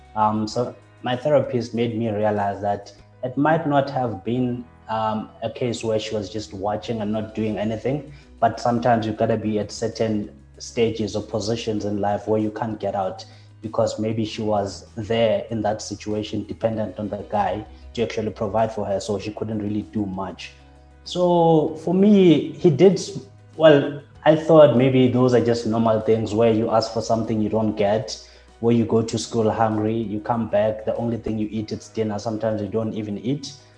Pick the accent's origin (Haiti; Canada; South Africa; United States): South Africa; Katlehong, Gauteng; I grew up in Katlehong